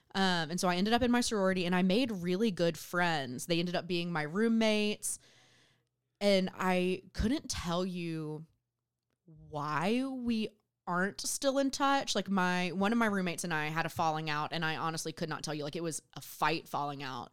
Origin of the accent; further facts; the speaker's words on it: Southwest Georgia, United States; moved away as an adult; I grew up in Southwest Georgia.